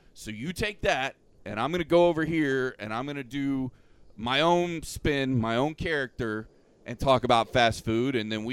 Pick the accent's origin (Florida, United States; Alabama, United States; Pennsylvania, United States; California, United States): Florida, United States; Polk County; I've been born and raised in Polk County my whole life